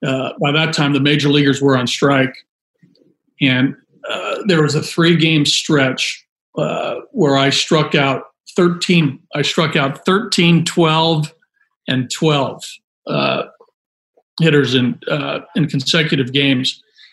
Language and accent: English; Pacific Northwest, United States; a couple guys that I grew up with in the Northwest. And it was sort of cool, like you mentioned earlier, Mike, that, growing up in the Northwest and being drafted by Seattle